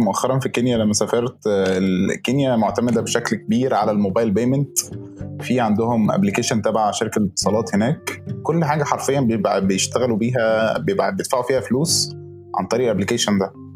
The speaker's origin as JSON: {"language": "Arabic", "country": "Egypt", "said": "عندنا في مصر"}